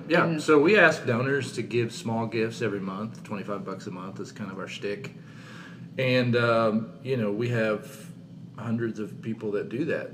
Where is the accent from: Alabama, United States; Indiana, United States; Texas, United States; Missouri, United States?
Missouri, United States; southern; moved away as an adult; also born or lived in St. Louis, Missouri; now in Katy, United States; I grew up in southern Missouri